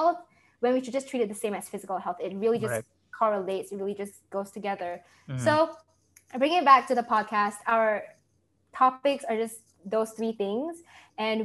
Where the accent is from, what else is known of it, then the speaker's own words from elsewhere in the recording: Malaysia; moved away as an adult; now in United States; growing up in Malaysia